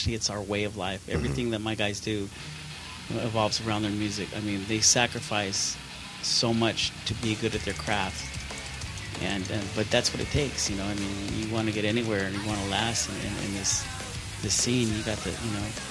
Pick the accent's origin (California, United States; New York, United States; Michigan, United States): California, United States; Hemet; also born or lived in San Diego, California; We moved to Hemet